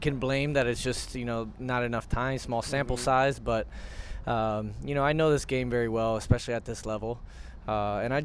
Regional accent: Florida, United States; to be back in my home state

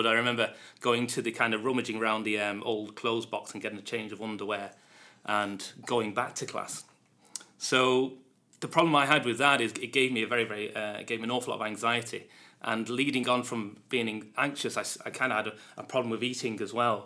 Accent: Manchester, North West England, United Kingdom; moved away as an adult; now in Dublin, Ireland; I'm from Manchester in the UK. Been living in Ireland for the last 12 years.

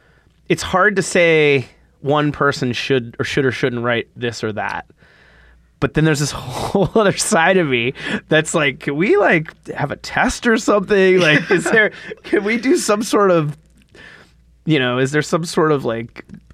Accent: Northeast, United States; moved away; I grew up in the Northeast

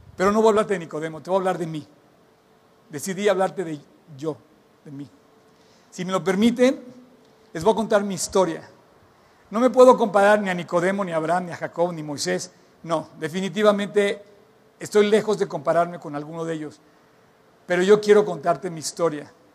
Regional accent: Mexico; por qué nací en México

